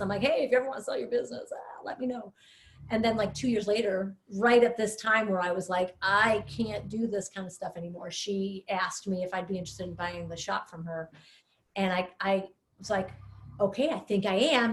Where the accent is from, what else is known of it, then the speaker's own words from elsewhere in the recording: Villa Park, Illinois, United States; moved away as an adult; now in Oak Park, United States; I grew up in Villa Park